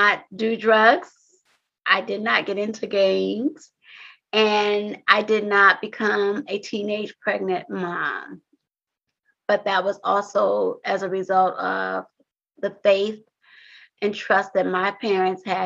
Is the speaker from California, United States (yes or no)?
yes; Compton, California, United States; growing up in Compton was a little different from me and some of my peers